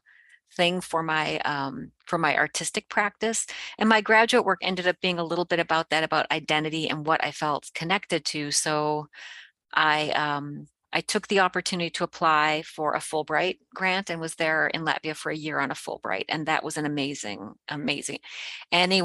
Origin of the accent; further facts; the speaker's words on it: Cleveland, Ohio, United States; also born or lived in rural Canada; My family was in Cleveland.